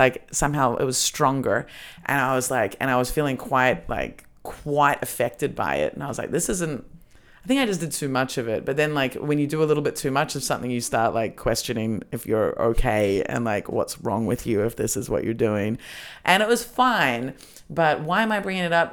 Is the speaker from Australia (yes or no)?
yes; Australia; I grew up in Australia